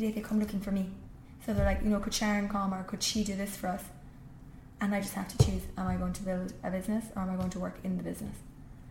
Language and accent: English; Rathmore, Munster, Ireland; moved away as an adult; I grew up in Kerry